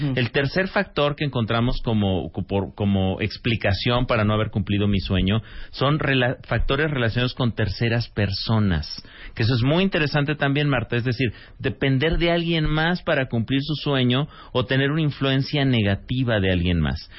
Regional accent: Mexico; como mexicanos

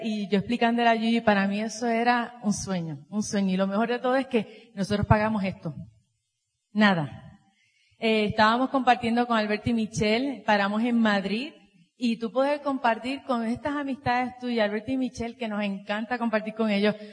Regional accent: Puerto Rico; venimos de Puerto Rico

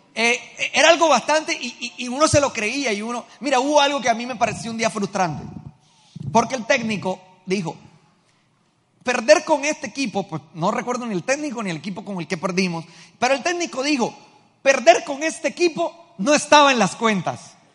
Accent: Colombia; nosotros como pueblo colombiano

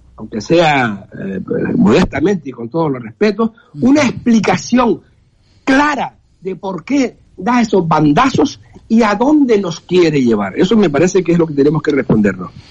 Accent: Canary Islands, Spain; Canarias, las Islas Canarias están en, eh, ahí pegadas. Estamos, eh, somos geográficamente africano

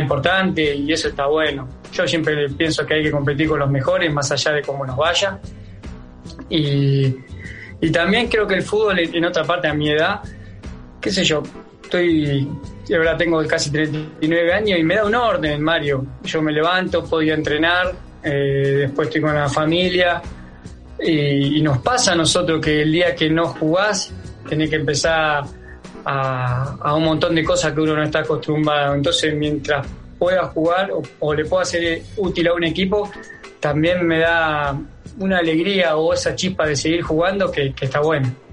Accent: Acebal, Santa Fe, Argentina; moved away; Acá en mi pueblo, en Natal, en Aceval

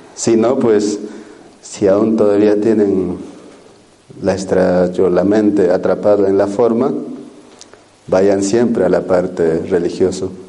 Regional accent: Peru; los chamanes de la Nación Cero, de donde yo vengo

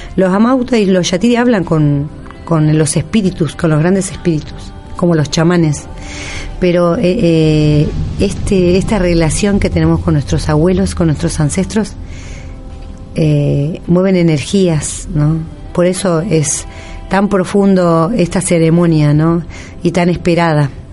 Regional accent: northern Argentina, Argentina; moved away; nosotros en el norte

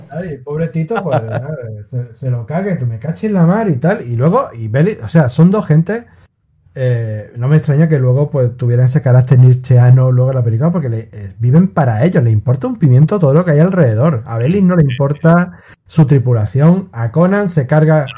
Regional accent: Spain; yo soy español

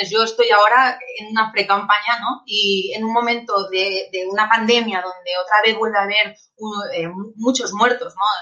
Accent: Catalonia, Spain; sobre todo a muchos que vivimos en otras partes de, España, ¿no? Por ejemplo, a mí como catalana, ¿no?

